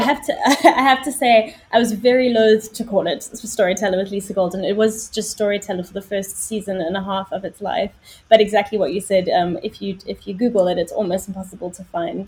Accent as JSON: {"language": "English", "town": "Johannesburg", "region": "Gauteng", "country": "South Africa", "also_born_or_lived": "Middle East / London", "moved": "as an adult", "lives_now": "United Kingdom", "said": "my background is I'm from South Africa, which is where the accent comes from"}